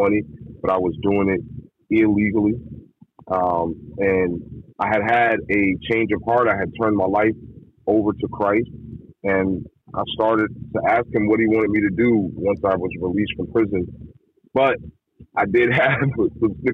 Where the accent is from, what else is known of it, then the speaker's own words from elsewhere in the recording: East Coast, United States; I'm from the East Coast